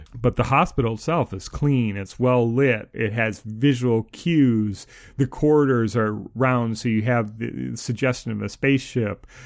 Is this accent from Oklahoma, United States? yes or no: no; Minnesota, United States; someone who grew up in Minnesota